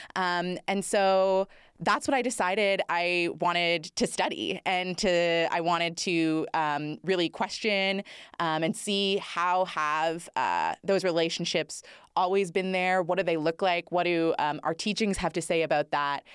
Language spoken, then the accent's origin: English; Northern Ontario, Canada; I grew up in Northern Ontario and I love being from the north.